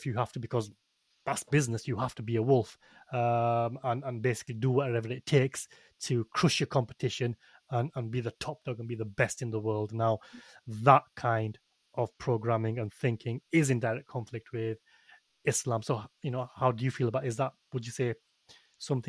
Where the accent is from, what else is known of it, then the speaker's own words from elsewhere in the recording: United Kingdom; I am a British-born Muslim, but I'm a Pakistani